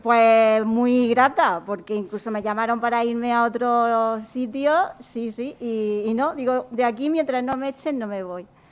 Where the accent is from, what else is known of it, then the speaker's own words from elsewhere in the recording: Pliego, Region of Murcia, Spain; now in Mula, Spain; nacida en Pliego, pero residente en Mula